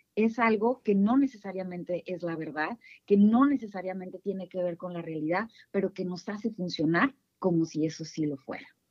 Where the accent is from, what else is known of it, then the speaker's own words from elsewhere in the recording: northern Mexico, Mexico; accent: northern; yo soy del norte, seguramente lo van a notar por mi timbre de voz.